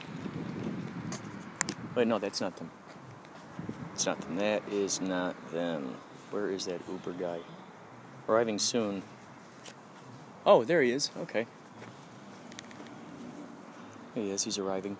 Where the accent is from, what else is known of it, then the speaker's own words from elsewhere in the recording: Chicago, Illinois, United States; now in California, United States; I'm originally from Chicago